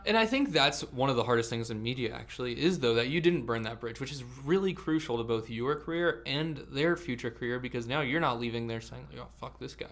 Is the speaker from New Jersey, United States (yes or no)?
yes; Vineland, New Jersey, United States; I'm a 25 minute drive from Philadelphia, but I'm from Vineland, New Jersey